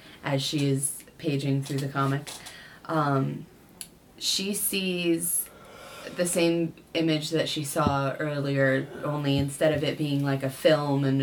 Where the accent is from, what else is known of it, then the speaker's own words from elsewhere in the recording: Boise, Idaho, United States; I grew up in Boise, Idaho